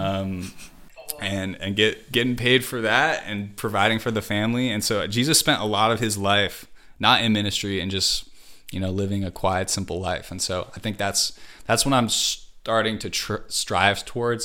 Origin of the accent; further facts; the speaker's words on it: Wisconsin, United States; moved away as an adult; also born or lived in Hawaii / California; I grew up in Hawaii, and I lived there till I was ten, and then I moved to Wisconsin, and went all through high school there, and then I moved to California